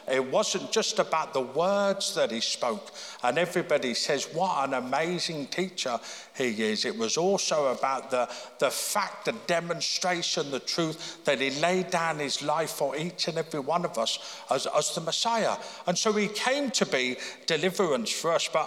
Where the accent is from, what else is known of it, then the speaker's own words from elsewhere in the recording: Birmingham, United Kingdom; born there; now in Belfast, United Kingdom; I mean, I was born in Birmingham. People were born here in Belfast. I was obviously very fortunate, you know, to be born where I was.